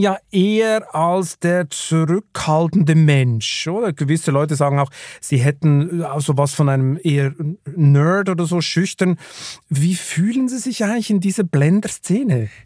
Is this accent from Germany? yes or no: no; Switzerland; ich komme ja aus der Schweiz